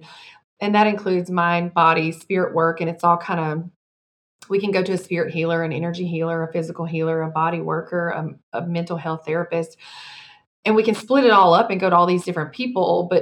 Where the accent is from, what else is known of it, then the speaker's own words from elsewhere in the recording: Mississippi, United States; dire poverty growing up in Mississippi on food stamps and welfare